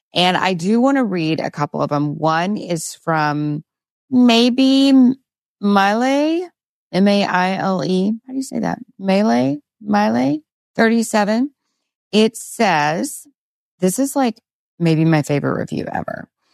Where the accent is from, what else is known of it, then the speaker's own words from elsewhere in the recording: Texas, United States; as a Texan